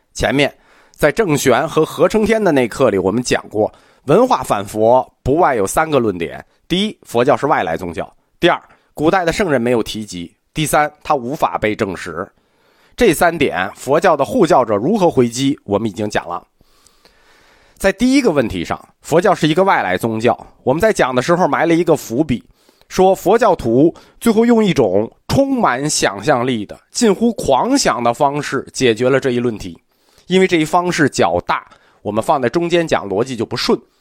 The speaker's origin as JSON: {"language": "Chinese", "country": "China", "said": "我们中国人就有这好习惯"}